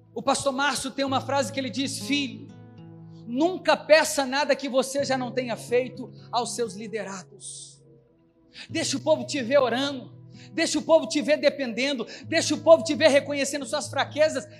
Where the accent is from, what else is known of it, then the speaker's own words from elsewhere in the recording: Belo Horizonte, Minas Gerais, Brazil; na minha terra, Belo Horizonte